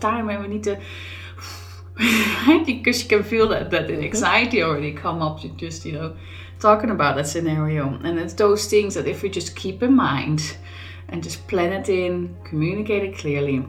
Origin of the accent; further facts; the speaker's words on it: Netherlands; now in Scotland, United Kingdom; I grew up in the Netherlands